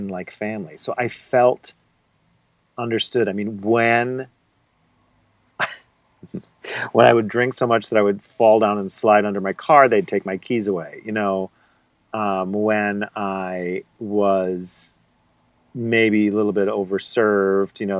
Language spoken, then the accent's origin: English; Scranton, Pennsylvania, United States; moved away; also born or lived in Rochester, New York; I grew up in Scranton and I went to college in Scranton and I stayed in the closet in Scranton.